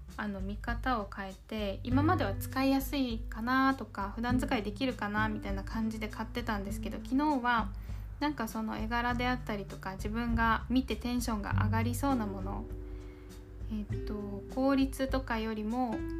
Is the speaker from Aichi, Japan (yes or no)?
no; Okinawa, Japan; accent: 南国なまり (southern-island accent); 地元沖縄